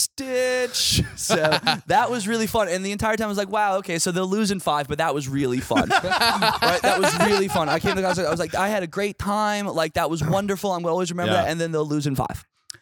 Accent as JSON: {"language": "English", "town": "Charlottesville", "region": "Virginia", "country": "United States", "tie": "born or raised there", "moved": "yes", "said": "I grew up in Charlottesville. I moved back to Charlottesville"}